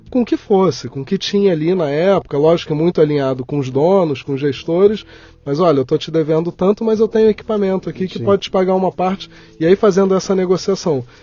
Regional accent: Rio de Janeiro, Brazil; also born or lived in São Paulo; Eu nasci no Rio de Janeiro. É. É, uma fase da minha vida, jovem, eu vim morar em São Paulo. É. Já Tinha 24 anos, vim, passei sete aqui

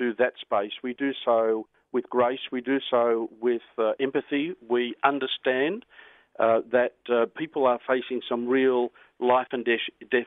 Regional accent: Newcastle, New South Wales, Australia; also born or lived in Port Macquarie / Sydney; I grew up in Newcastle. Newcastle's my hometown

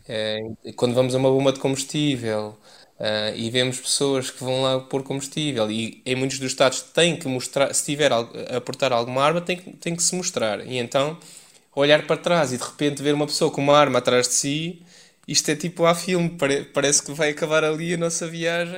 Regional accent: Leiria, Centro, Portugal; moved away as an adult; also born or lived in Paris; eu sou de Leiria

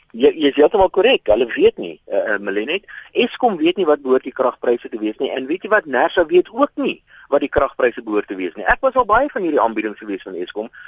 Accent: South Africa

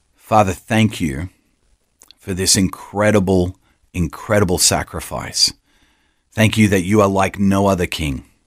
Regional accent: Australia; accent: Australian; So born and raised in Australia, but travelled extensively

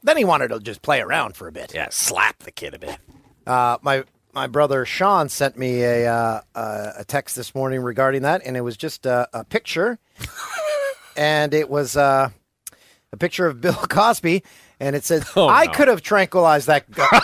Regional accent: Peterborough, Ontario, Canada; my hometown of Peterborough, Ontario.

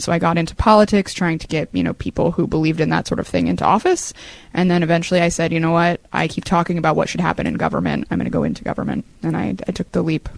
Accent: San Francisco, California, United States; moved away as an adult; now in New York, United States; I grew up in San Francisco.

